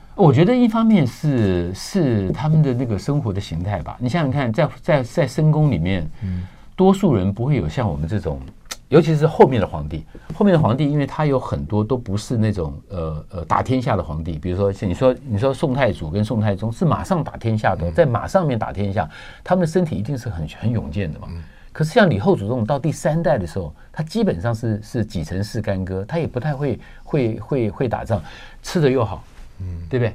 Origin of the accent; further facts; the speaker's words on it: Taiwan; 我们台湾人朋友